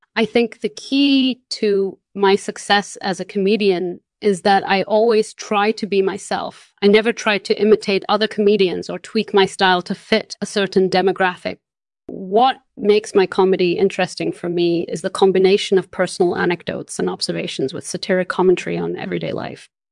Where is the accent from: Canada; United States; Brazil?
Brazil; born or raised there; moved away as an adult; also born or lived in Spain; now in Netherlands